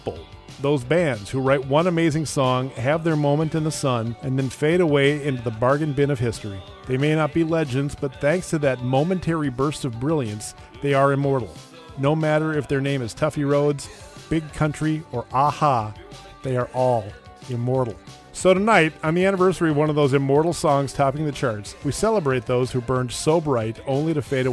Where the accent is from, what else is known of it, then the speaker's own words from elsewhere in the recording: United States; I'm an American.